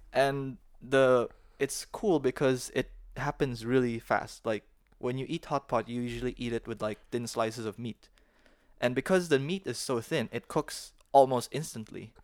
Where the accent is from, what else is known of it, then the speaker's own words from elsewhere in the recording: Philippines; now in Dalian, China; when I was growing up in the Philippines